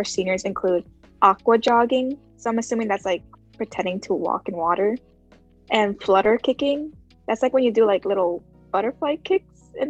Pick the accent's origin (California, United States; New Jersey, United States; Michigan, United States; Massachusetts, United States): Massachusetts, United States; Boston; I'm from Boston. We just have clouds and ugly weather out here